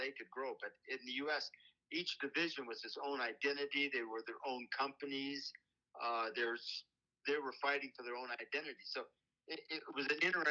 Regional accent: California, United States; I grew up in California

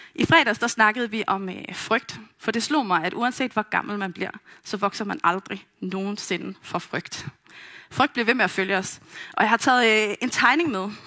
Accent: Vestegnen, Capital Region of Denmark, Denmark; Jeg er vokset op på Vestegnen

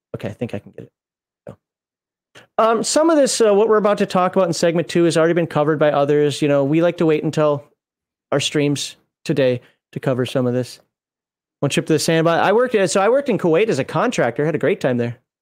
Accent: Minnesota, United States; moved away; I'm from Minnesota. That's actually the closest base to my hometown in Minnesota

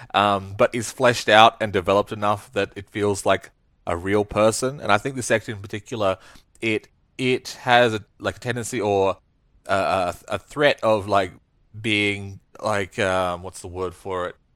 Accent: Australia; I'm no Brit, but as an Australian, I am, I'm a, I'm a bit Brit.

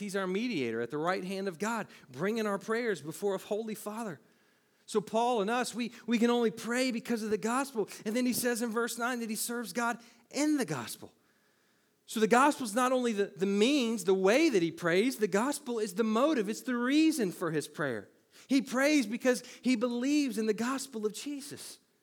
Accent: United States; I was born, raised here

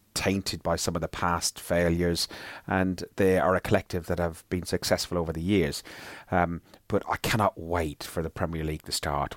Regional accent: Ireland; being Irish

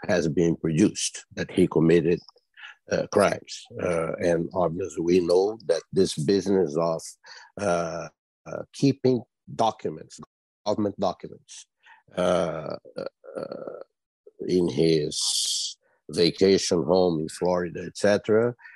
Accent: Brazil; moved away as an adult; now in United States; I was born in Brazil and I'm a naturalized uh, citizen of the United States for the past

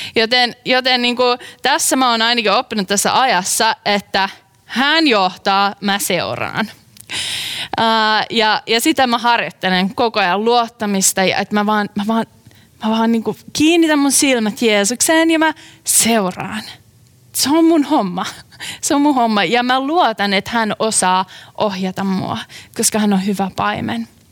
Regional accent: Tuupovaara, North Karelia, Finland; moved away; mä olen kotoisin pienen pienestä kylästä nimeltä uh, Tuupovaara.

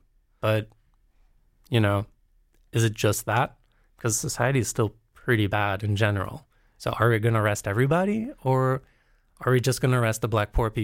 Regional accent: Brazil; also born or lived in United States; especially because I grew up in Brazil and in the States.

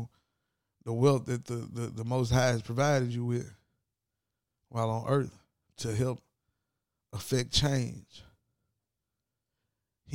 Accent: Ripley, Tennessee, United States; I'm from Ripley, Tennessee

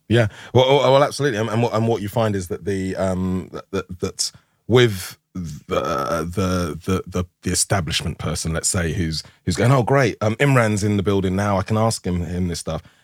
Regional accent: London, United Kingdom; I'm from Tooting.

